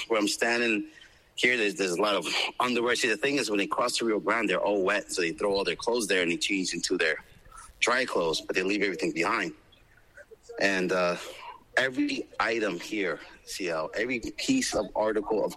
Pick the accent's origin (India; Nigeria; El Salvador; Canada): El Salvador; also born or lived in Florida; now in Palm Beach, United States; I was born in El Salvador during the black years, during the war. And we came here, and since we've been here, we've assimilated and embraced American culture.